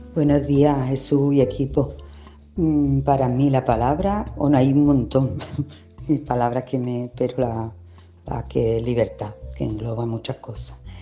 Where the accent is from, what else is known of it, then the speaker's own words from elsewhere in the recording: Seville, Andalusia, Spain; yo soy una sevillana